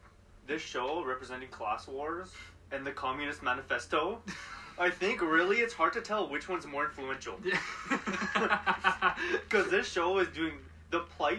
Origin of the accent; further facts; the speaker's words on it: Vanier, Ontario, Canada; I'm from Vanier. I understand your struggle very well. Born and raised in Vanier.